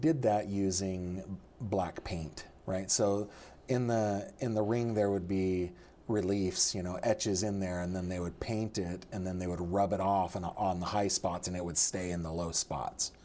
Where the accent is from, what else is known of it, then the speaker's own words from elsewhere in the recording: Sacramento Valley, rural suburb of Sacramento, California, United States; I was raised in the Sacramento Valley, uh, in, in a rural suburb of Sacramento